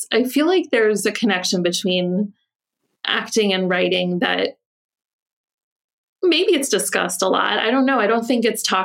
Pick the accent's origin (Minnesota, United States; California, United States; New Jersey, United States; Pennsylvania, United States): New Jersey, United States; I grew up in New Jersey